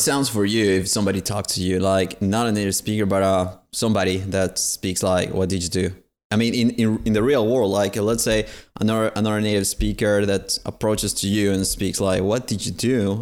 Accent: Paraguay; English is a second language; here in my country, in Paraguay

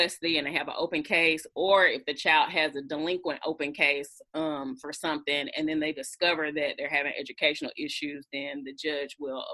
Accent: Atlanta, Georgia, United States; I was born and raised in Atlanta, Georgia.

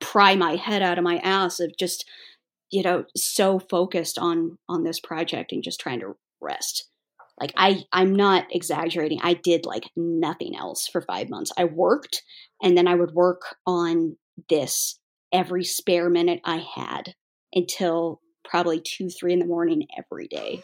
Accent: United States; as an American who was born in the eighties

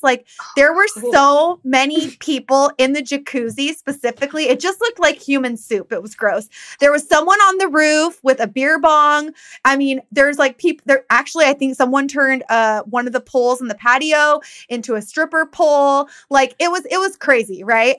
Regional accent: Downey, California, United States; where we grew up in Downey.

